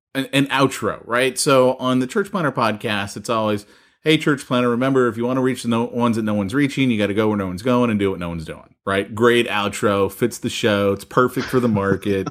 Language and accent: English; United States; as an American